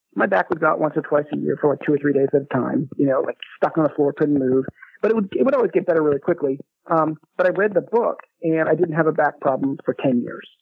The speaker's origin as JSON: {"language": "English", "town": "Chapel Hill", "region": "North Carolina", "country": "United States", "tie": "born or raised there", "said": "I grew up in Chapel Hill, which is where I am now"}